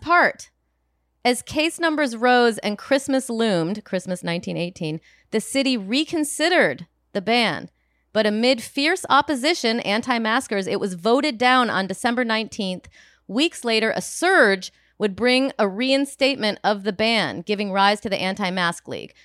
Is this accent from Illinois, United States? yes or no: yes; Rockford, Illinois, United States; moved away; my hometown of Rockford